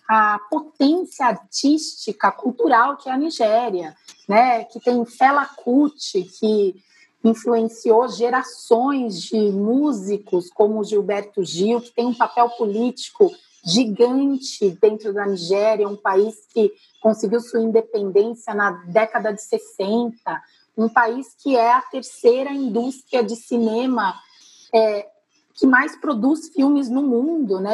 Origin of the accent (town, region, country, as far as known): Brazil